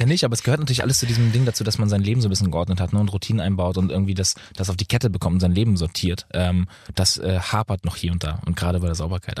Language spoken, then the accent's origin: German; Lübeck, Schleswig-Holstein, Germany; also born or lived in Bad Oldesloe / Berlin / Munich; Ich wohne ja in Lübeck. Also ich bin ja immer noch in meiner Heimat.